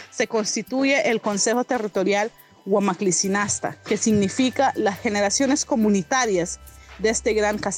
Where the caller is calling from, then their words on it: La Mosquitia, Honduras; Saludos desde la mosquitia hondureña.